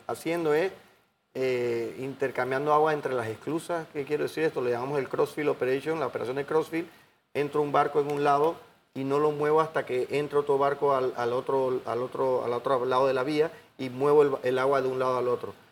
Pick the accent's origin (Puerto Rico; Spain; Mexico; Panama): Panama